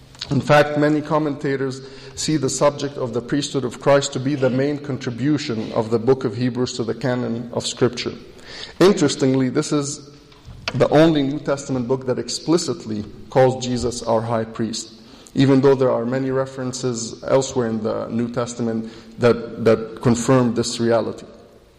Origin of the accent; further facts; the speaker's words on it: Egypt; now in United States; I was born in Egypt, which makes me Egyptian by birth. Later in life, I moved to the U.S. and I became an American citizen.